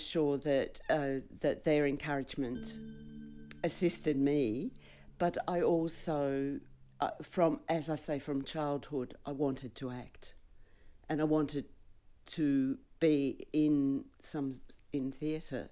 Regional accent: Melbourne, Victoria, Australia; also born or lived in England; I was born and bred in Melbourne and went to school here and went to Melbourne University

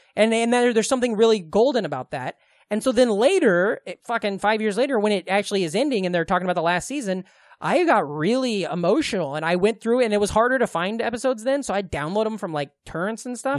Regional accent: Glenwood, United States; Glenwood, my hometown

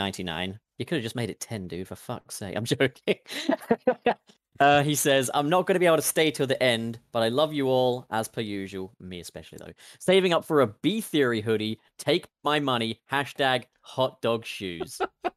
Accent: United Kingdom; I'm British.

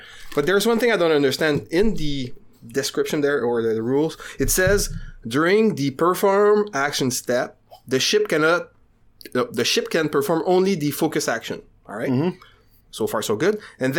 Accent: Canada; Yeah, I'm French Canadian.

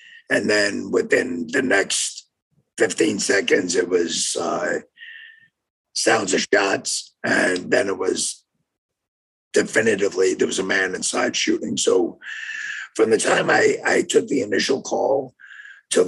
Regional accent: New York, United States; moved away as an adult; also born or lived in Jefferson, Wisconsin; now in Oak Creek, United States; I grew up in New York, so worked there for 5 years

